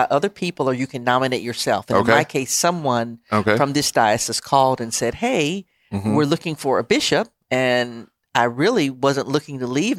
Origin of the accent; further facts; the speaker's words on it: Pine Bluff, Arkansas, United States; I grew up in Pine Bluff, Arkansas.